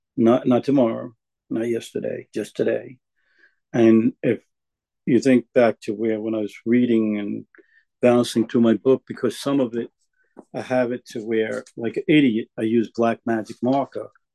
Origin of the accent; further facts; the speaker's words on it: New York, United States; also born or lived in Florida; I ended up in New York, um, in a very poverty-stricken family.